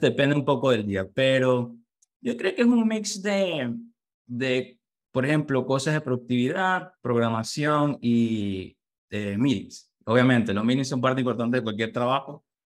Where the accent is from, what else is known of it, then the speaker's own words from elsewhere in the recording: Valencia, Carabobo, Venezuela; moved away as an adult; now in United States; soy venezolano, nací en Valencia, Carabó.